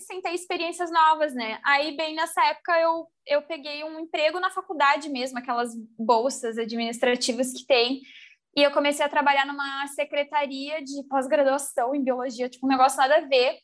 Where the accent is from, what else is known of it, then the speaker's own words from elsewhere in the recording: Rio Grande do Sul, Brazil; also born or lived in Porto Alegre; eu sou aqui do Rio Grande do Sul